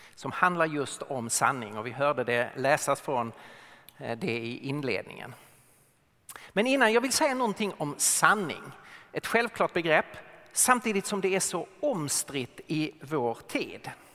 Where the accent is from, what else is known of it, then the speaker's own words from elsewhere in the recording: Lund, Skåne, Sweden; accent: Skåne dialect; now in Stockholm, Sweden; Så jag är född och uppvuxen i Lund men eh, bor i Stockholm sedan många år